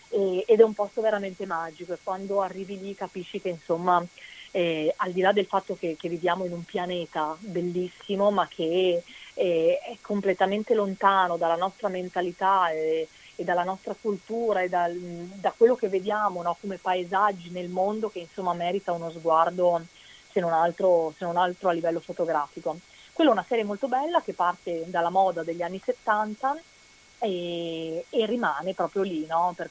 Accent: Veneto, Italy; sono molto legata alla mia terra. Quando vado a fare i provini, dico sempre anche ai miei colleghi, se ho un provino da fare lo traduco prima in veneto

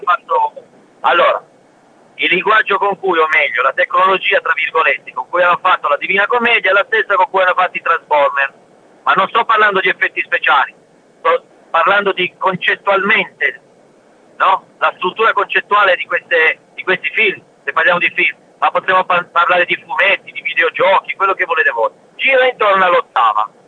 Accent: L'Aquila, Abruzzo, Italy; Io sono dell'Aquila, all'Aquila, dentro

